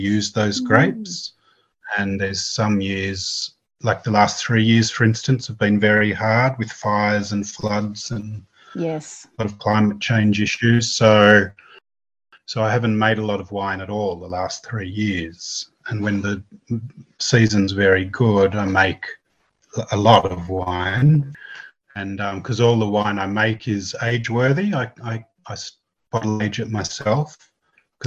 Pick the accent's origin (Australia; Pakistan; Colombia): Australia; Sydney, New South Wales; also born or lived in Blue Mountains; I grew up in Sydney